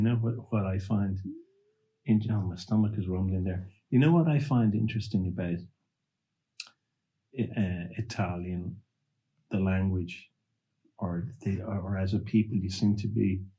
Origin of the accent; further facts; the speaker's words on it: Ireland; Yeah, I'm Irish with the Canadian granny.